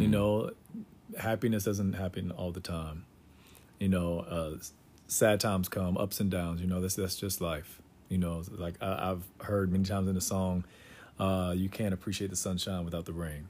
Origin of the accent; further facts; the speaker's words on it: Durham, North Carolina, United States; North Carolina and, you know, Durham is, is home. And so it was, it was good for me growing up there